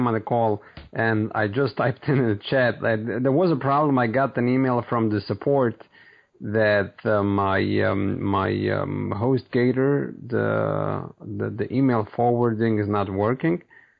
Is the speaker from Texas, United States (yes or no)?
no; New York, United States; New York.